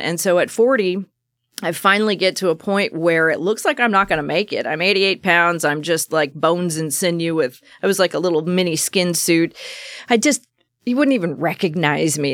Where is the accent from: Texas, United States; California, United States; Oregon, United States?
Oregon, United States; Salem; I was born right in Salem, Oregon, um, just East Salem kind of country